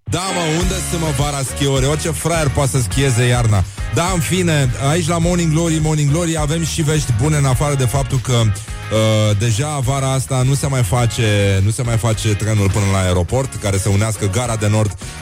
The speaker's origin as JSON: {"language": "Romanian", "country": "Romania", "said": "noi ca români, ca popor, ca cetățeni"}